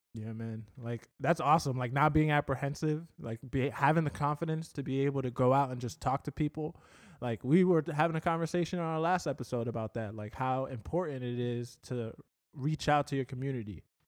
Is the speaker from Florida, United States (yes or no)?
yes; Port Charlotte, Florida, United States; now in Fort Myers, United States; I came from Port Charlotte in terms of, like, my high school